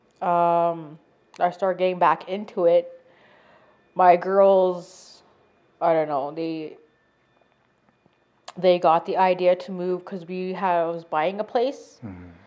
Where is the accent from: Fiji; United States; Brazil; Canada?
Canada; moved away; I'm from Sturgeon Lake.